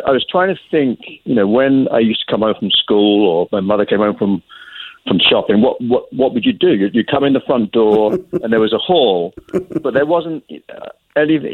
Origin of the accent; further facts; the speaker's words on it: England, United Kingdom; now in New England, United States; I grew up in England and I lived there in a two-story house that had a three bedrooms upstairs, kitchen, dining room, and what we call a front room downstairs.